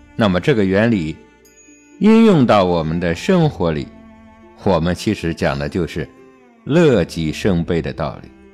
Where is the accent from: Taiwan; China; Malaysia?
China; 我们中国人